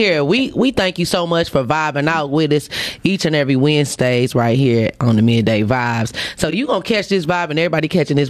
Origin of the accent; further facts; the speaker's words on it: Detroit, Michigan, United States; I'm from Brightmo.